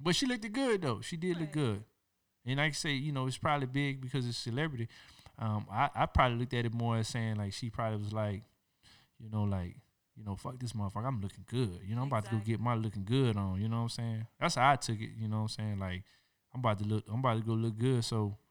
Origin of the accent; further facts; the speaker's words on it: the South, United States; now in Chino, United States; I'm from the South